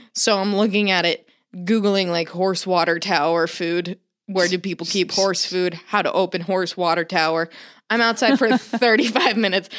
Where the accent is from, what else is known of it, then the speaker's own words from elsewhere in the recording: Florida, United States; I grew up in Florida